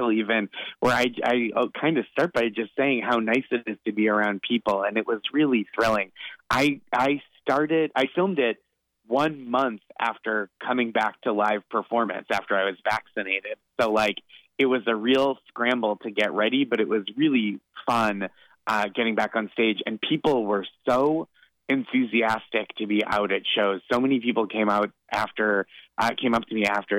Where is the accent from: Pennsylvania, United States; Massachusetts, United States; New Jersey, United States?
Massachusetts, United States; Boston; now in New York City, United States; Coming from growing up in the Boston area, living in New York City for over a decade at this point